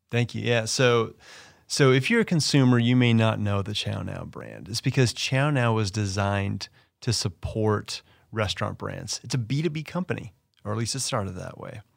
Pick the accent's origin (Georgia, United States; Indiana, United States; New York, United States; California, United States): California, United States; Los Angeles; It's my hometown. I love L